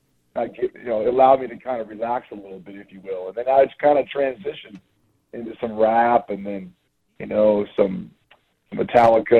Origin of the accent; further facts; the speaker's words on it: Kent, Washington, United States; moved away; my hometown of Kent, Washington